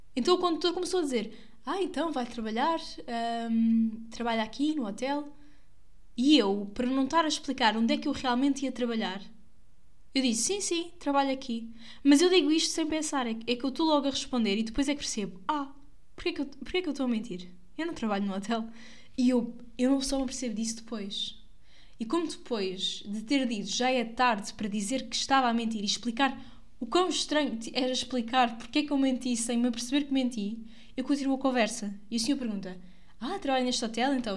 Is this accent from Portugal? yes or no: yes; Santarém, Santarém District, Portugal; eu sou daqui